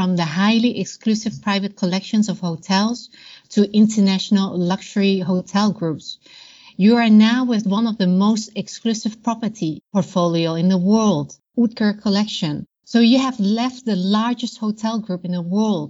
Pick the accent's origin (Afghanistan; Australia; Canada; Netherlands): Netherlands; Originally from the Netherlands, also my home country